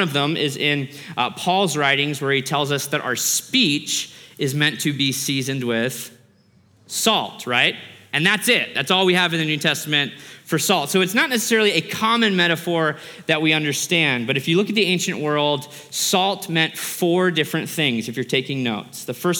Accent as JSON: {"language": "English", "country": "Australia", "tie": "born there", "said": "I was born in Australia. My mom is Australian."}